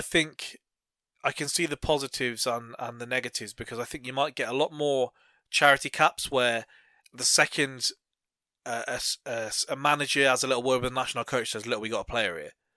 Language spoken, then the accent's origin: English; England, United Kingdom; we kind of being English